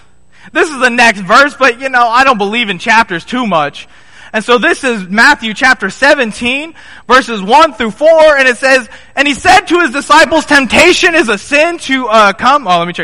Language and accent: English; Nairobi, Kenya; also born or lived in South Africa; This is Nairobi, Kenya. Right? I was born in South Africa. I quickly moved to Nairobi. This is in Nairobi in 1998. This is my first memory, folks.